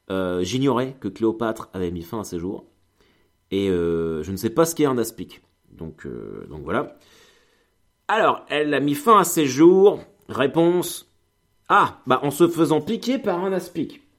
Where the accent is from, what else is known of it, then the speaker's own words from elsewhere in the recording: Normandy, France; Ah, moi, je suis un viking. Je veux dire, euh, je suis de Normandie.